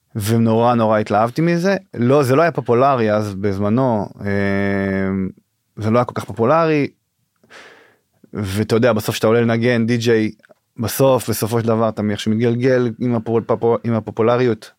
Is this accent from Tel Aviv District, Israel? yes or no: no; Northern District, Israel; now in Pardes Hanna, Israel; אני מהצפון במקור, אה, גר היום בפרדס חנה